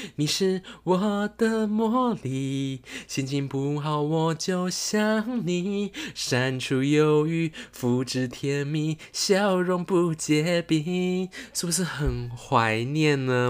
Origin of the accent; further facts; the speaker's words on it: Taichung, Taiwan; accent: Taichung accent; 我现在有点台中腔